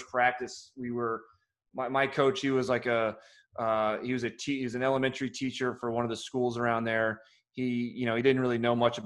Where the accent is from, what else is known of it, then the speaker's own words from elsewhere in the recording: Harrisburg, Missouri, United States; moved away; also born or lived in Columbia, Missouri; I grew up in Harrisburg, Missouri is my actual hometown. I lived on the line of Harrisburg, Missouri and Columbia, Missouri.